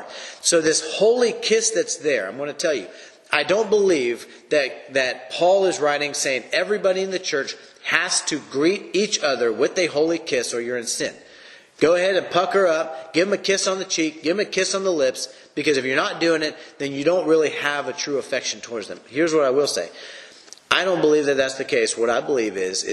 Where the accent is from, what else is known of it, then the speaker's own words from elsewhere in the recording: United States; For me as an American